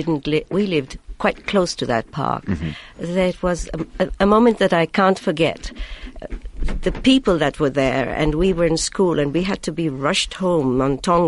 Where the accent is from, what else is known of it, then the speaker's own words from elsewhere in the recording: Mumbai, Maharashtra, India; moved away as an adult; also born or lived in Pakistan / New Delhi, India / Milan, Italy / Savyon, Israel; now in Herzliya, Israel; Well, I was born in Pakistan, but I grew up in India.